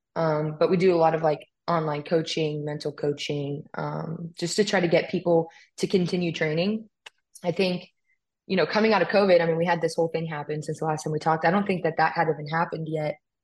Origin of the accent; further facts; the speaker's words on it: California, United States; moved away; I'm from California